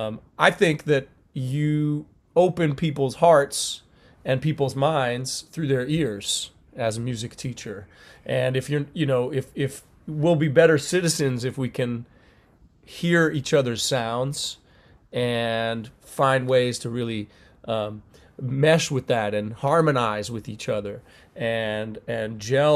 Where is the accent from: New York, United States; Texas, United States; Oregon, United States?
New York, United States; Rochester; those are the schools that look like where I grew up in Rochester, New York, in the city.